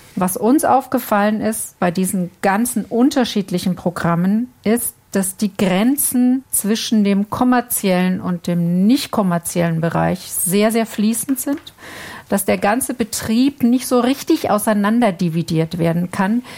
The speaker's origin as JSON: {"language": "German", "country": "Germany", "said": "bei uns in Deutschland"}